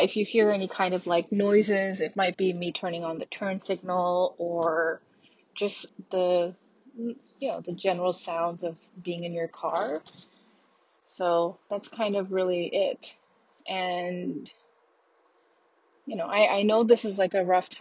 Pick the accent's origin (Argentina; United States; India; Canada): Canada; moved away as an adult; also born or lived in Australia; as a Canadian citizen